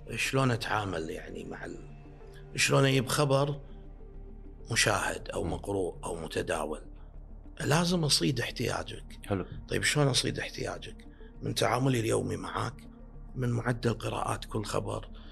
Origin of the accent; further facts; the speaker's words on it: Kuwait; عندنا بالكويت